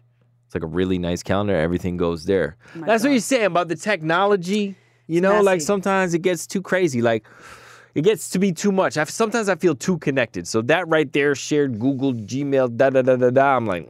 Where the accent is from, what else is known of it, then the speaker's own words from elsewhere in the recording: Guyana; I'm Guyanese